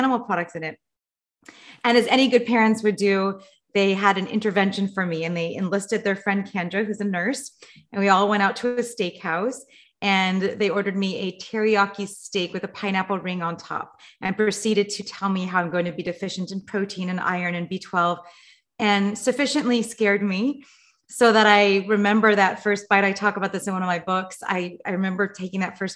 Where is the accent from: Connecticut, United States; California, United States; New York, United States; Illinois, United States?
California, United States; Los Angeles; I grew up in Los Angeles